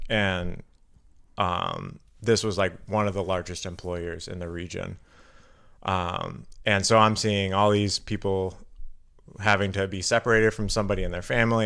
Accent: Carbondale, Illinois, United States; now in Milwaukee, United States; I'm from Southern Illinois. Um, so I was born in Carbondale, Illinois

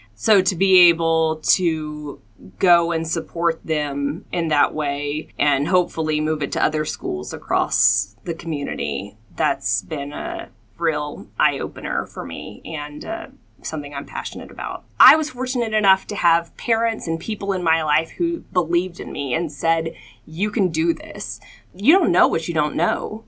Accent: Atlanta, Georgia, United States; moved away as an adult; also born or lived in Augusta, Georgia; now in Colorado Springs, United States; I am from Atlanta, Georgia, born and raised

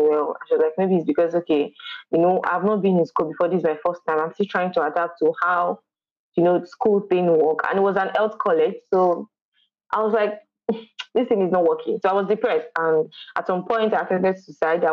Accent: Kwara, Nigeria; I'm from Kwara State.

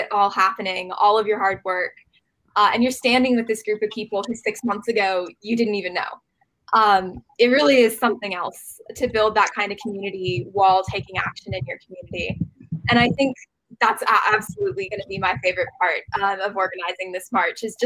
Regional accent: Central Valley, California, United States; Robin and I were both born and raised in the Central Valley

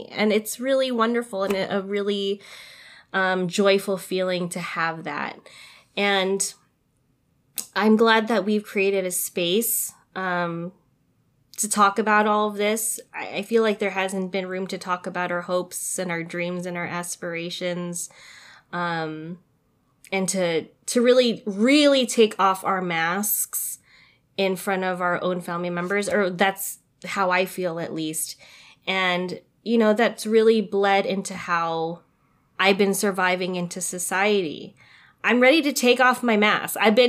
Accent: Philippines; it feels so unheard of that I'm doing it as a Filipino in my family.

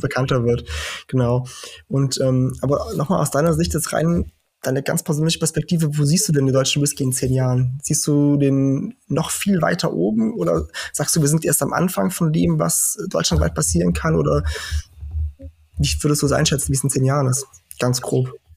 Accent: Portugal; now in Germany; ich komme aus Portugal, weil ich einfach meine ganze Kindheit und Jugend da verbracht habe

